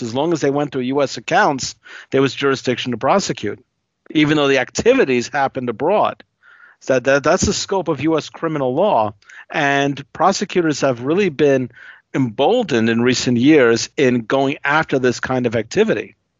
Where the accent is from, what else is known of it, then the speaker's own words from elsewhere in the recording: New Yorker, United States; as a New Yorker